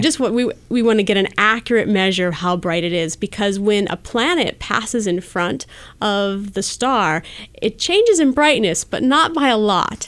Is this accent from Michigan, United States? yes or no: no; Wisconsin, United States; moved away as an adult; also born or lived in North Carolina / Colorado; now in Bay Area, United States; I grew up in Wisconsin